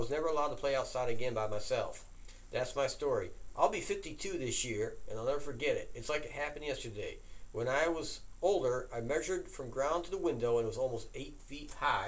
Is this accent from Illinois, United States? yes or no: no; Holler, West Virginia, United States; I was 8 years old visiting my grandparents' house in Holler, West Virginia, my hometown.